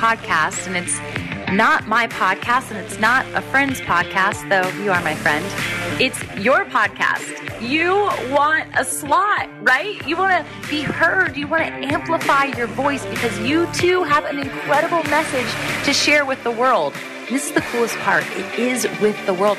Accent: Virginia Beach, Virginia, United States; Virginia Beach, Virginia, and that's my hometown

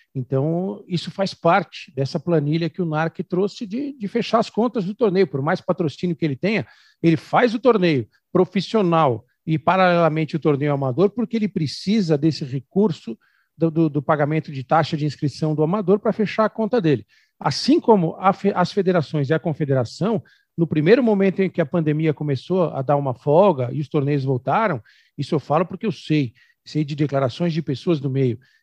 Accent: São Paulo, Brazil; Eu que sou de São Paulo, que jogo beach tênis em academia

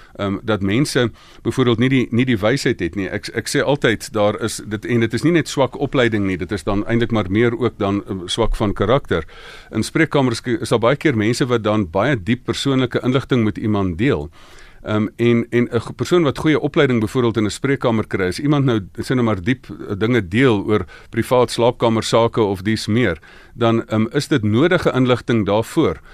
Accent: South Africa; ek's van Suid-Afrika

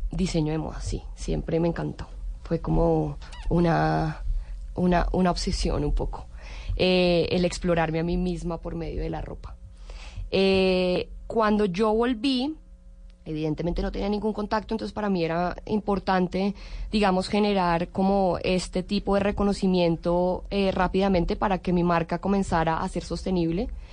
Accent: Colombia; moved away as an adult; also born or lived in Italy; siempre me ha sentido muy colombiana, muy orgullosa ser colombiana

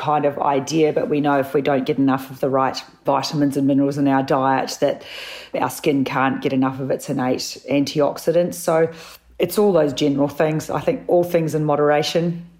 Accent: New Zealand; also born or lived in Sydney, Australia; now in Melbourne, Australia; I'm a Kiwi

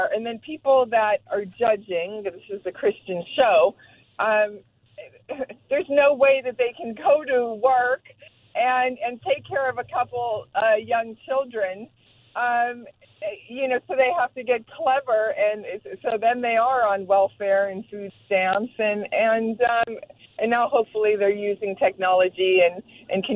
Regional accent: Pittsburgh, Pennsylvania, United States; now in Los Angeles, United States; I'm from Pittsburgh

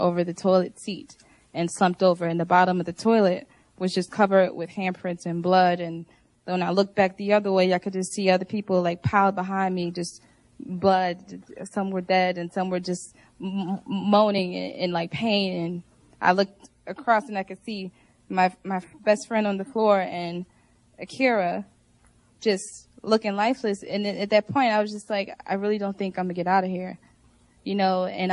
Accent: Philadelphia, Pennsylvania, United States; I'm originally from Philadelphia, born and raised. I'm originally in North Philadelphia, but now I live in Southwest

